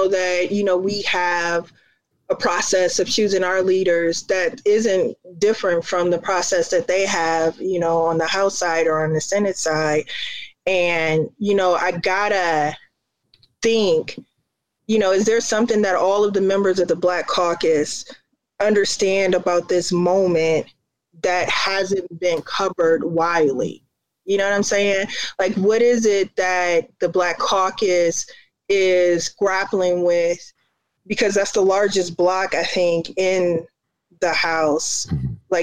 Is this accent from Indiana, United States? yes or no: yes; Indiana, United States; now in Chicago, United States; I grew up in Indiana